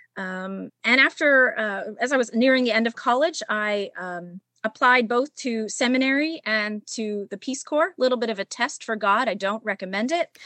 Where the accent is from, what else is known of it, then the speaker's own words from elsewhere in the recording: Pittsburgh, Pennsylvania, United States; I'm I am from Pittsburgh. I grew up in North Hills and graduated from North Hills High School